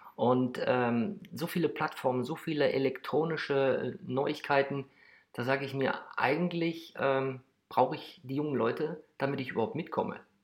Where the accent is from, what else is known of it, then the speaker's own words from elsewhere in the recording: Krefeld, North Rhine-Westphalia, Germany; geboren in Krefeld